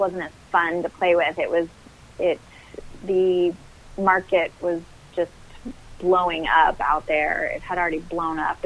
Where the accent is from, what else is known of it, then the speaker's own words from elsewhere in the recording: Denver, Colorado, United States; moved away as an adult; now in Indianapolis, United States; I had just moved out to Indianapolis from Denver. I'm from Denver, Colorado